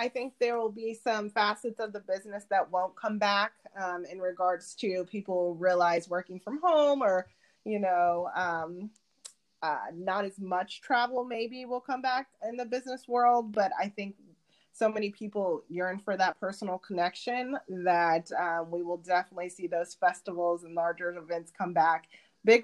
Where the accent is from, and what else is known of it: Indianapolis, Indiana, United States; born or raised there; moved away as an adult; also born or lived in Reno, Nevada; now in Chicago, United States